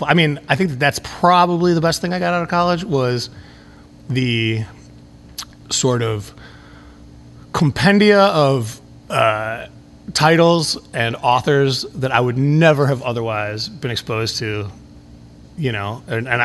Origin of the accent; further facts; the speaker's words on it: Chicago, Illinois, United States; I grew up in Boys Town, which is not that far from where we are right now.